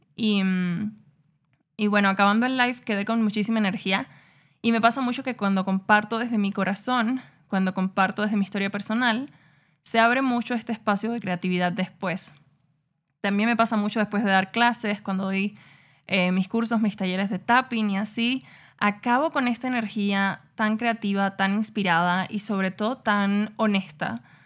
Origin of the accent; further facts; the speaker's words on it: Cuba; yo nací en Cuba en un barrio súper pobre, con una familia súper disfuncional